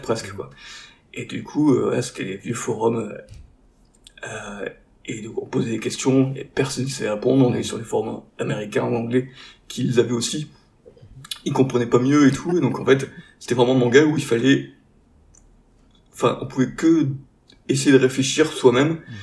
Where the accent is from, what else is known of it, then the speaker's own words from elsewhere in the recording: the Nord, Hauts-de-France, France; now in Marseille, France; on est à la base tous du Nord